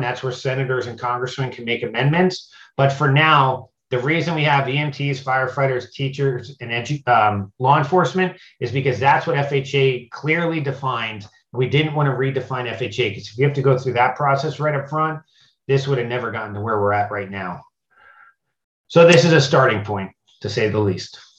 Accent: Pennsylvania, United States; now in Florida, United States; I'm from Pennsylvania. I live in Florida

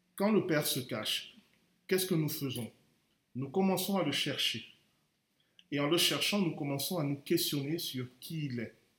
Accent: Cameroon; je suis camerounais

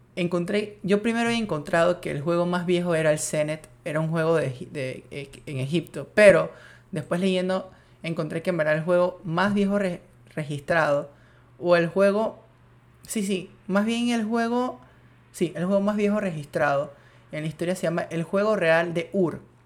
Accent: Panama; si soy panameño

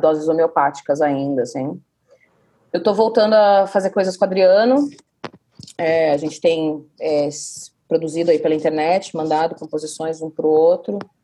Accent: Curitiba, Paraná, Brazil; a gente é de Curitiba

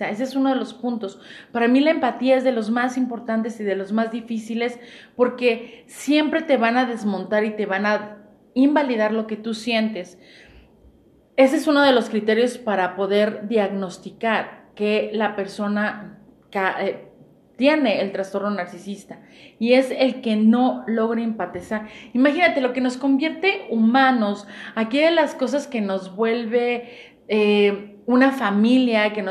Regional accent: Mexico; Y a lo mejor como buen chiste mexicano, para no dejar de fuera mi mexicanidad

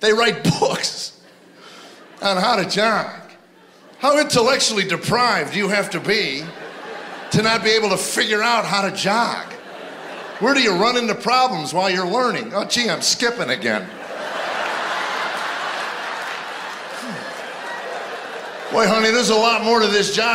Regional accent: Chicago, Illinois, United States; also born or lived in Arizona; now in Nashville, United States; I grew up in Chicago

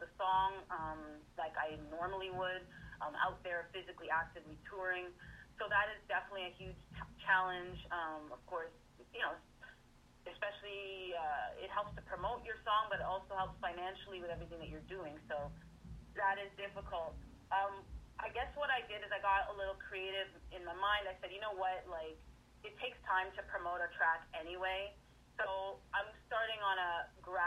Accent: Toronto, Ontario, Canada; I was born in Toronto, so the R&B and the hip-hop was always around me, too

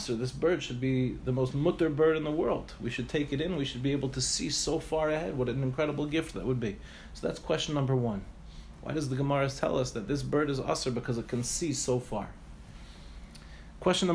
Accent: Five Towns, New York, United States; moved away as an adult; also born or lived in Far Rockaway, New York; now in Ramat Beit Shemesh, Israel; I grew up in the Five Towns

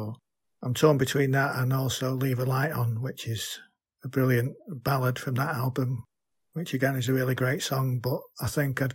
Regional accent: Manchester, North West England, United Kingdom; I'm from Manchester, England

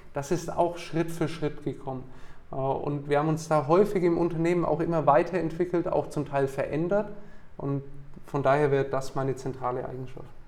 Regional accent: Nuremberg, Bavaria, Germany; also born or lived in Bamberg / United States; ich bin in Nürnberg geboren und aufgewachsen

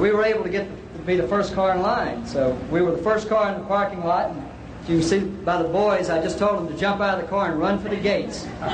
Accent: Winter Park, Florida, United States; Winter Park, Florida.

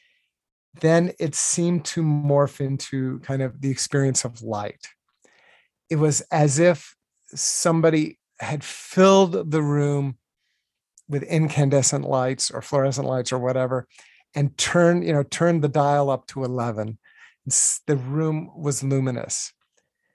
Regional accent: Virginia, United States; I grew up in Virginia

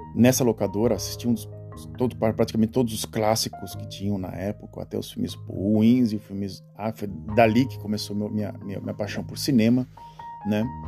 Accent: Santos, São Paulo, Brazil; Sou nascido em Santos, nascido e criado em Santos

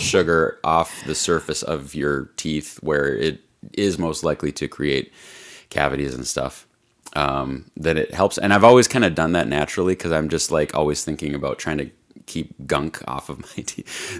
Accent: Midwest, United States; we're from the Quad Cities

